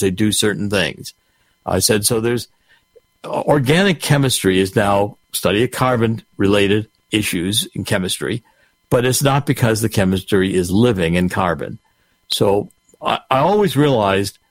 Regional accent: Cleveland, Ohio, United States; I was raised in Cleveland

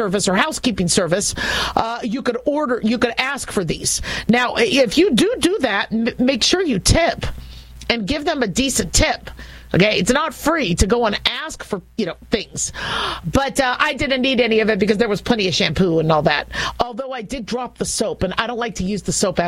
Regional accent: Las Vegas, Nevada, United States; I'm from Las Vegas

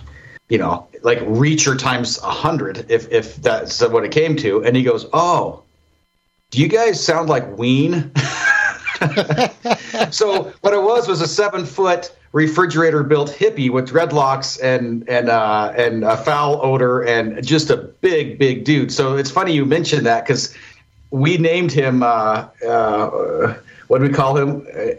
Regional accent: Idaho, United States; accent: Idaho; I'm from Idaho. I might have a Idaho accent if that's a thing.

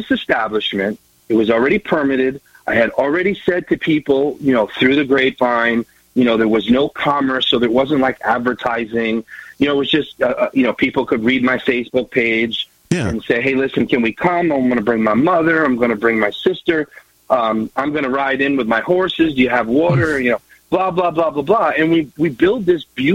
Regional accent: New York, United States; moved away as an adult; now in Pawlet, Vermont, United States; I grew up in New York

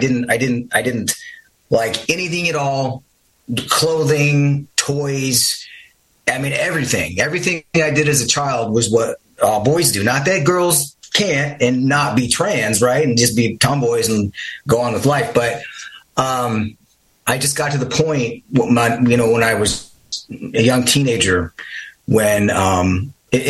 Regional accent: Midwest, United States; I grew up in the Midwest

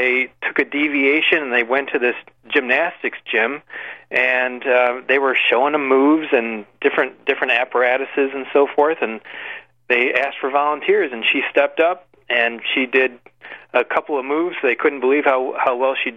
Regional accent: Michigan, United States; my home state of Michigan

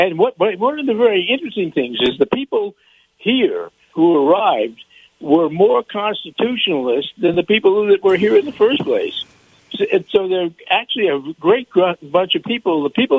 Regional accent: New York, United States; also born or lived in Los Angeles; now in Tennessee, United States; I moved out 5.5 years ago from L.A., and I grew up in New York.

